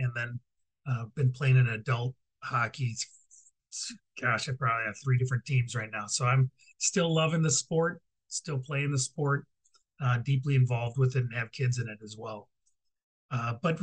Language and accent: English; Minneapolis, Minnesota, United States; I grew up in Minneapolis